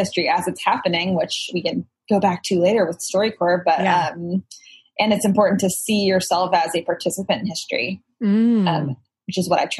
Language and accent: English; Texas, United States; moved away as an adult; also born or lived in Illinois; now in New York, United States; I'm from Illinois, but grew up in Texas.